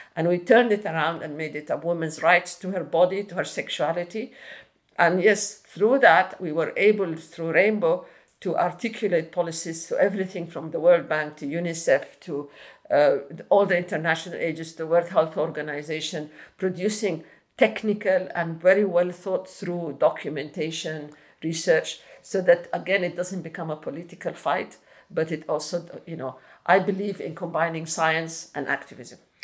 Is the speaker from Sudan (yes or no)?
yes; Khartoum North, Khartoum, Sudan; I grew up in Sudan, in uh, Khartoum North, Bahri.